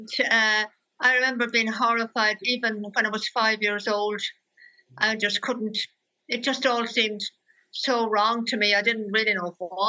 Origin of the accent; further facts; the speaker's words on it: County Limerick, Munster, Ireland; I was born in County Limerick, in the countryside, really, in a small village.